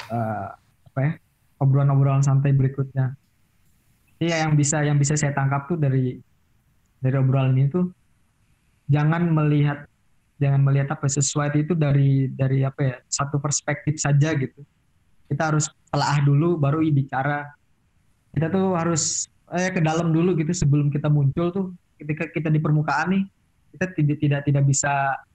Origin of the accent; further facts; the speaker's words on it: Cirebon, West Java, Indonesia; soalnya kan saya sendiri kan Sunda yang bukan Sunda banget kan. Cirebon kan termasuk ya